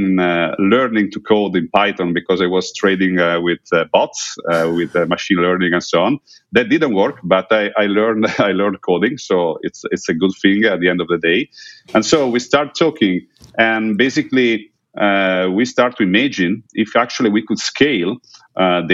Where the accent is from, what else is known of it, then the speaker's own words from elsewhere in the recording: Udine, Friuli-Venezia Giulia, Italy; in Udine, my hometown here in Italy